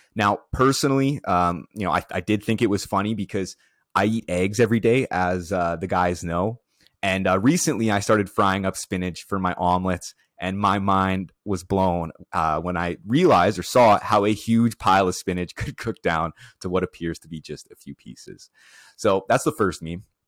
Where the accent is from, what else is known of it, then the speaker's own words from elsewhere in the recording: Prince Albert, Saskatchewan, Canada; Prince Albert, where is, which is my hometown.